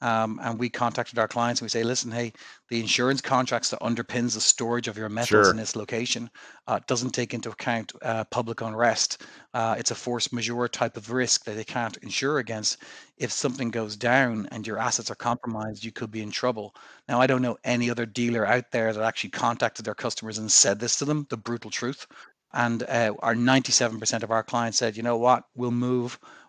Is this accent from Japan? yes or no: no; Ireland; I was looking to make my way back to Ireland, my home country.